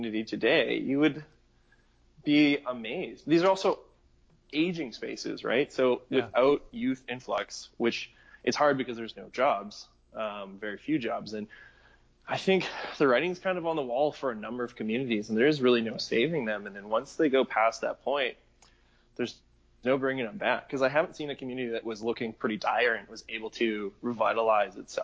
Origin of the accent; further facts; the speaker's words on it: Mundare, Alberta, Canada; my hometown of Mundare